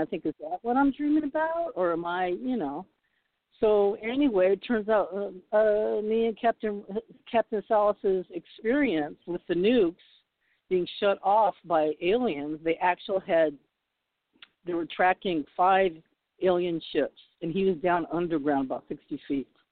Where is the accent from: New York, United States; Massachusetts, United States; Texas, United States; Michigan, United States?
Massachusetts, United States; Boston; now in Los Angeles, United States; I was born in Boston